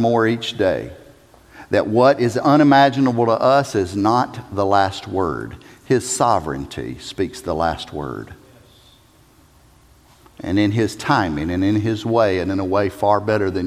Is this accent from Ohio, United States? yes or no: no; South Carolina, United States; I'm a redneck from South Carolina.